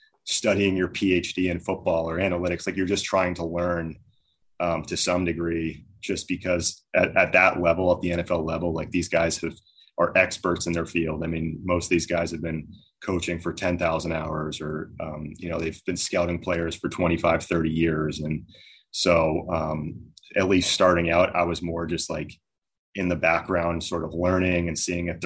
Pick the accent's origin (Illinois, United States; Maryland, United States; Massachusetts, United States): Massachusetts, United States; also born or lived in New Hampshire; I was at Dartmouth, but I was from Massachusetts originally